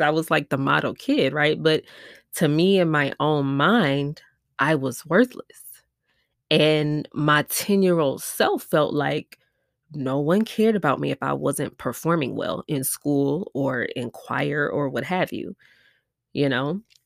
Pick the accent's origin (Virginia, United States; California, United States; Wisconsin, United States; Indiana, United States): Wisconsin, United States; Milwaukee; now in Houston, United States; I'm from Milwaukee, Wisconsin, but I live in Houston, Texas